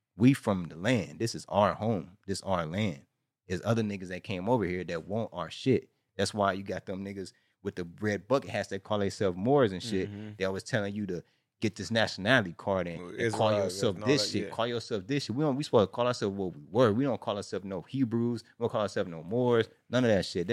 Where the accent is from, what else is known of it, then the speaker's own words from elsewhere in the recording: Chicago, Illinois, United States; now in California, United States; I'm from Chicago, and I came out here in 1992, and my family all GDs.